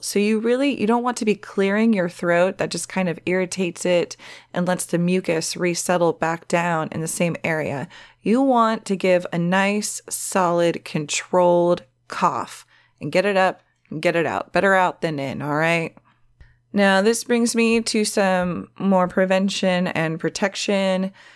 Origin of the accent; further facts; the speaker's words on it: the Valley, California, United States; accent: Valley girl; It's a Valley girl thing because I'm from the Valley